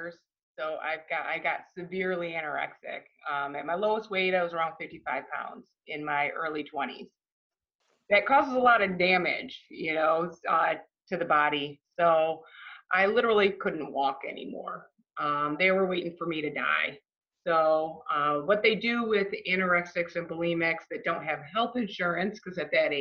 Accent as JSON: {"language": "English", "town": "Livonia", "region": "Michigan", "country": "United States", "tie": "born or raised there", "said": "I grew up in Livonia, Michigan, so it's a little suburb of Detroit"}